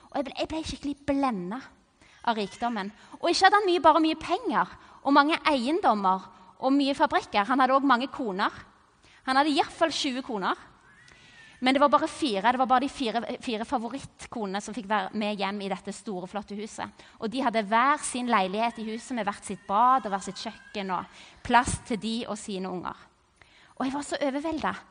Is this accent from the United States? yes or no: no; Cameroon; Og jeg vokste opp i Kamerun i Vest-Afrika.